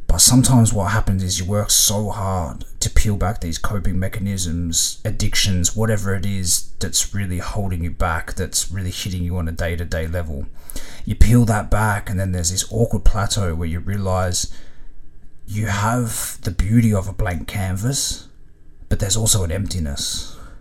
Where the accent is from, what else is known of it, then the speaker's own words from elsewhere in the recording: Melbourne, Victoria, Australia; growing up in Melbourne, the train system was kind of like the veins of the city.